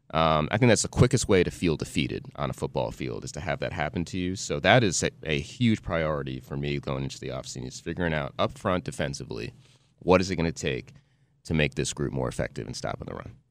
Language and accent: English; New Jersey, United States; growing up in Jersey